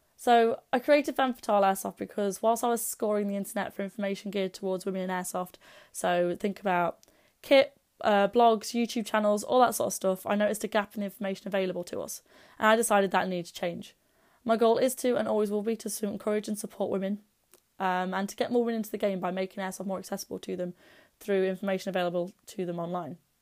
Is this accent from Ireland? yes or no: no; Derby, East Midlands, United Kingdom; my hometown of Derby